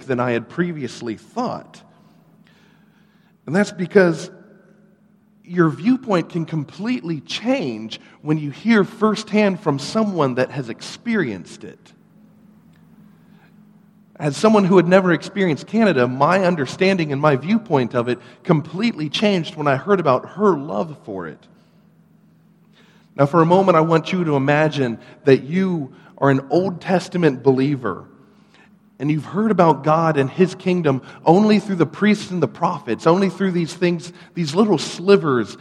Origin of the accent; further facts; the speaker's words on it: Ladson, South Carolina, United States; also born or lived in North Charleston, South Carolina; I grew up here in the Charleston area, actually out in Ladson